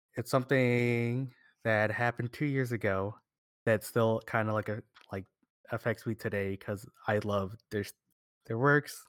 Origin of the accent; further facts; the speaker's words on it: United States; we're from America